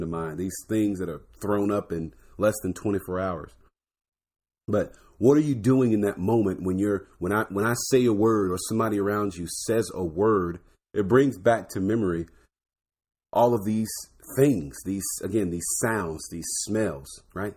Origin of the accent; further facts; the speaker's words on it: Florida, United States; I'm from Florida, so D W was in my backyard